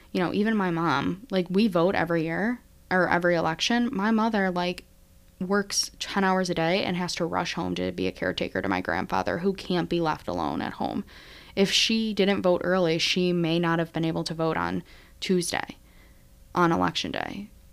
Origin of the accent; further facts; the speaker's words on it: Syracuse, New York, United States; my hometown, is first Syracuse alum